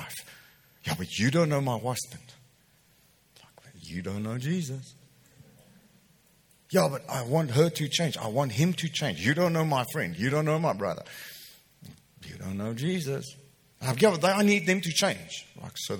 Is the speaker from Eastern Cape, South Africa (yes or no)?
no; Welkom, Free State, South Africa; moved away; I grew up in Welkom.